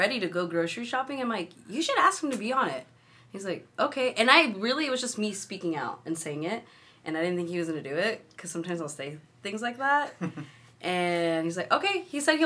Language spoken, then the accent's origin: English; Utah, United States; now in California, United States; I grew up in Utah